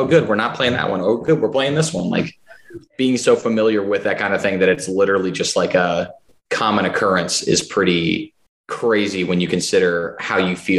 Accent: Nashville, Tennessee, United States; We're all from Nashville

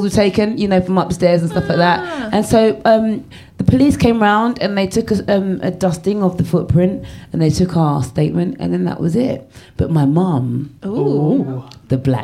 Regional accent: Jamaica; I am a Jamaican

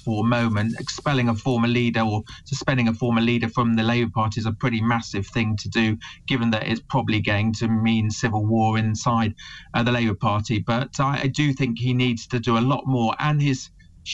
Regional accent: England, United Kingdom; I'm British, proud of it. I'm a proud Englishman

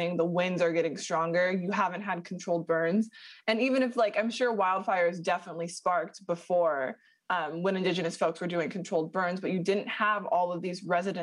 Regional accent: Southern California, United States; I grew up in Southern California. I've lived here essentially my whole life

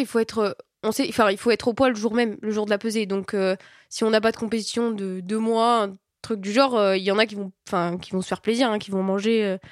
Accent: south of France, France; moved away; je viens bah, du sud de la France moi

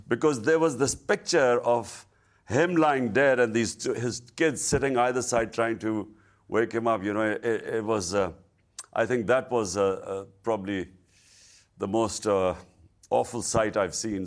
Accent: Pakistan; as a Pakistani

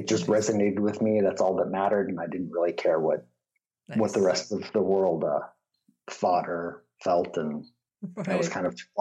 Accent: San Diego, California, United States; I was raised in San Diego, total redneck part of San Diego

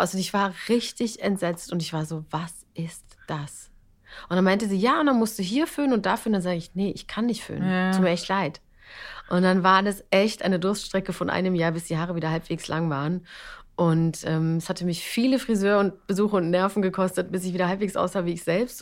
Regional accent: Bavaria, Germany; ich komme aus Bayern

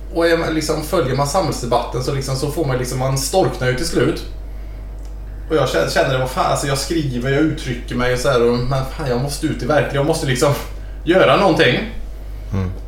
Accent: near Lilla Edet, outside Gothenburg, Västra Götaland, Sweden; jag är uppvuxen lite utanför Lilla Edet. Utanför Göteborg.

